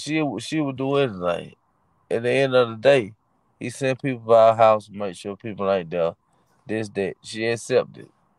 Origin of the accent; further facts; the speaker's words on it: Atlanta, Georgia, United States; I'm from Atlanta.